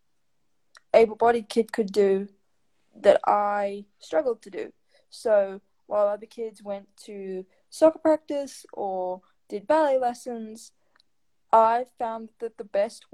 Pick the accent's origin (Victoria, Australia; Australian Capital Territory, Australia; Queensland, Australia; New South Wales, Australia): New South Wales, Australia; Sydney; I'm 21 from Sydney, Australia, and I'm a writer and disability advocate.